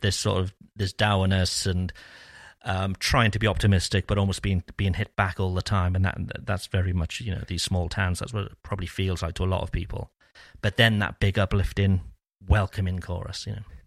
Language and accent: English; Cardiff, Wales, United Kingdom; moved away as an adult; now in France; growing up in Cardiff